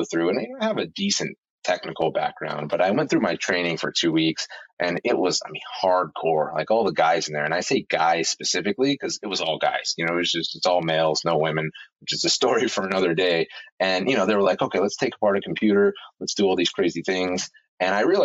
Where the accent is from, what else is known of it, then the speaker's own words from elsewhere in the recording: Oklahoma City, Oklahoma, United States; I grew up in Oklahoma City, which is, you know, basically center of, you know, middle America.